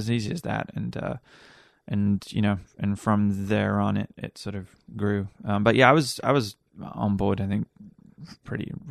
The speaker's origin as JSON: {"language": "English", "region": "Wales", "country": "United Kingdom", "tie": "born or raised there", "also_born_or_lived": "Ireland", "moved": "as an adult", "lives_now": "United States", "said": "Uh, I came here after university. So I grew up in Wales. I went to university in, in Ireland and uh, then came uh, out to the States when"}